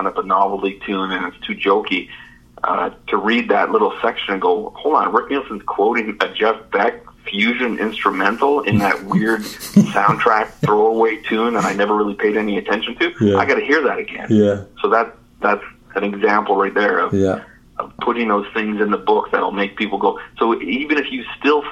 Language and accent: English; Canada; being a Canadian in the 70s, I grew up with their music as well